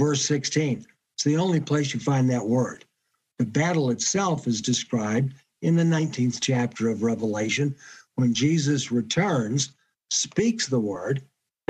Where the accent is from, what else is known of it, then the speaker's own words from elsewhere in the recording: Detroit, Michigan, United States; I grew up in Detroit, the automobile capital of America.